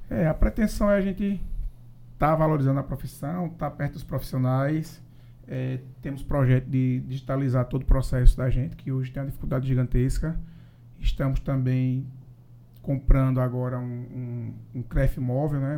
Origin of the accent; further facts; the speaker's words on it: Paraíba, Brazil; Sou lá da Paraíba